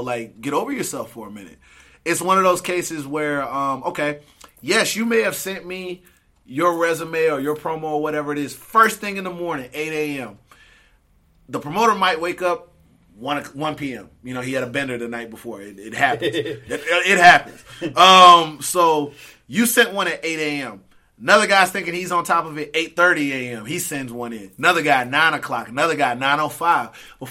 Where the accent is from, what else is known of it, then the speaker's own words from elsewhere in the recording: Augusta, Georgia, United States; moved away as an adult; now in United Kingdom; I'm also from, they call it the Soul City, Augusta, Georgia